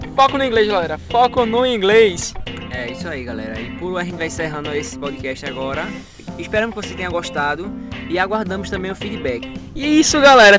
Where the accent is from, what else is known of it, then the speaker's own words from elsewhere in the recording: Recife, Pernambuco, Brazil; eu sou de Recife